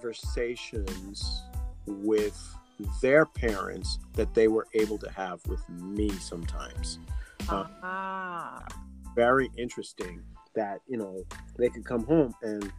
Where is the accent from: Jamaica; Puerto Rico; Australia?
Jamaica; I am Jamaican